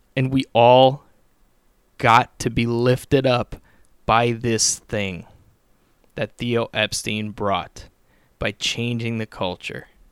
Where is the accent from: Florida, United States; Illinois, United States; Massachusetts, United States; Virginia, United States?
Illinois, United States; Chicago; I'm from Chicago. We have our own cursed team, the Chicago Cubs